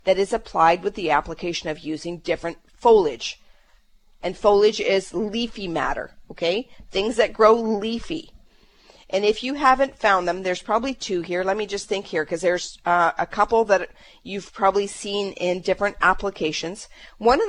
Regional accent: Canada; we're Canadian

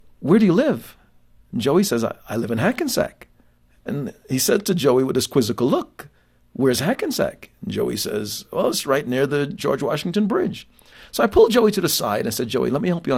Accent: Jamaica; now in United States; having been born in another country, and that's my context, born in Jamaica

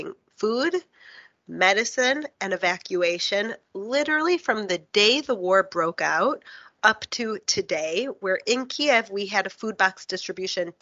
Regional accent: Chicago, Illinois, United States; moved away; also born or lived in New York; I grew up in Chicago and I was studied in New York

